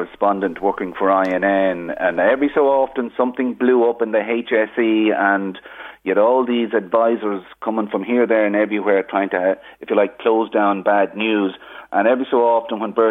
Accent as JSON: {"language": "English", "country": "Ireland", "accent": "southern", "said": "my accent was from the south"}